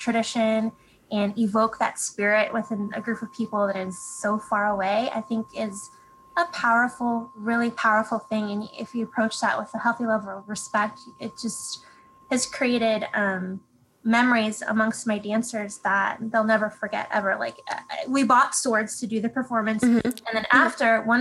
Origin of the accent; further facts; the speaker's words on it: California, United States; I'm from California